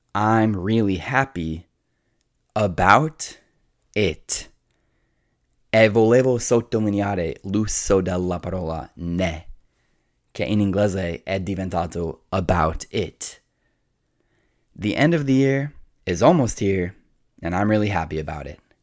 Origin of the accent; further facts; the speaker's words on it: United States; being an American